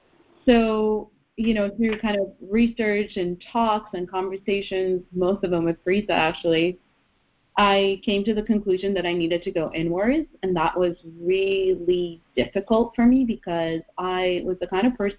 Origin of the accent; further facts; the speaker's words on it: Iran; now in Canada; we moved from Iran to Canada, and then within Canada we moved a few times, so I had to change schools.